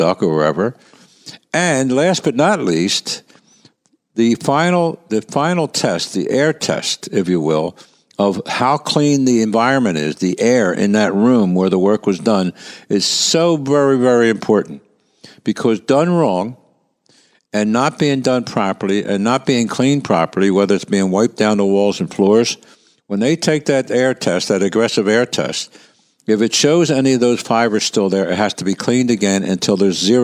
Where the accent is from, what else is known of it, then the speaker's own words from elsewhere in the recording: Philadelphia, Pennsylvania, United States; I grew up in Kensington